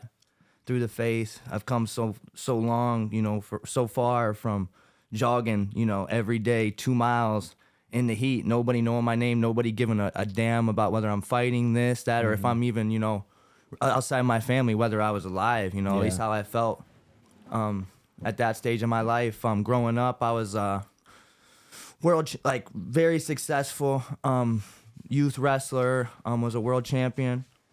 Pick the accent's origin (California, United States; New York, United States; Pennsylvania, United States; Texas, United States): Pennsylvania, United States; Landenburg; also born or lived in Newark, Delaware; Growing up in Landenburg, Pennsylvania, I was born in Newark, Delaware, grew up wrestling here in PA.